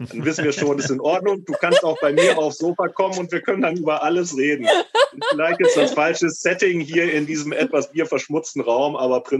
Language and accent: German; Lower Saxony, Germany; ich komme zum Beispiel aus dem Landkreis von Osnabrück